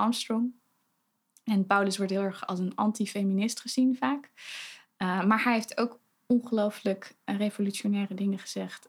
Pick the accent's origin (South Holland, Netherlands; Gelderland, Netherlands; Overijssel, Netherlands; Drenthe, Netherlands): Gelderland, Netherlands; Betuwe; moved away as an adult; now in Zwolle, Netherlands; ik kom uit Betuwe.